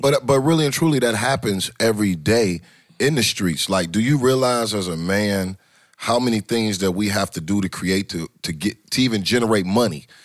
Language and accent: English; Detroit, Michigan, United States; moved away as an adult; now in Atlanta, United States; I'm originally from Detroit. I live, been in Atlanta